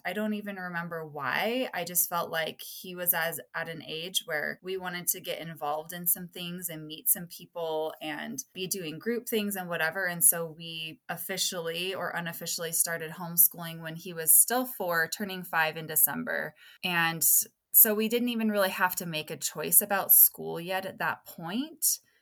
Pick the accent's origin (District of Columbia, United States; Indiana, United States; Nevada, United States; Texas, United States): Nevada, United States; Las Vegas; I'm from Las Vegas, Nevada, and I live with my husband and my two